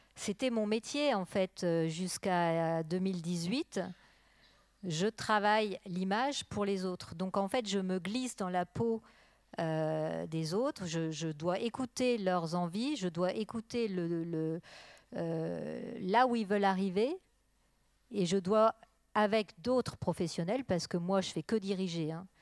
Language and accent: French; Burgundy, Bourgogne-Franche-Comté, France; now in Arles, France; je viens de Bourgogne